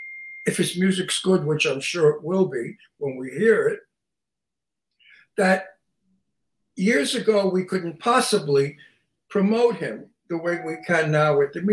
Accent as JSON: {"language": "English", "area": "Long Island", "region": "New York", "country": "United States", "said": "And I'm from Long Island. I'm from Long Island, New York. And if you saw the movie Jaws, it was photographed where I come from."}